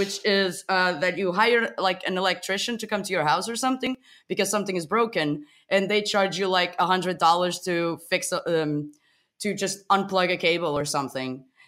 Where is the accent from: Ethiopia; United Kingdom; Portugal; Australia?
Portugal; moved away as an adult; now in Berlin, Germany; I live in Berlin for the past six months. I come from Portugal.